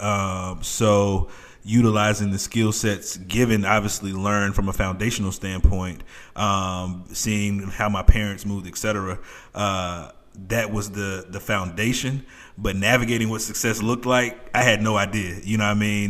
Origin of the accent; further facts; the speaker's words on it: New York City, New York, United States; I'm from New York City